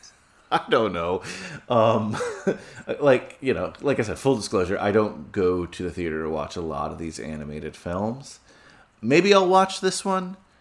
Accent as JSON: {"language": "English", "region": "New Jersey", "country": "United States", "tie": "born or raised there", "also_born_or_lived": "New York", "moved": "yes", "lives_now": "New York City, United States", "said": "I grew up in New Jersey"}